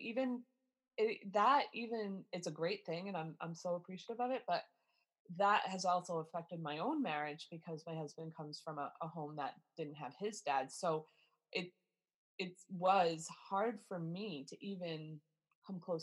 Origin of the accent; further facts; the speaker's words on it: Warwick, Rhode Island, United States; I grew up in Warwick, which anybody who's familiar with Rhode Island, we are the smallest state in the United States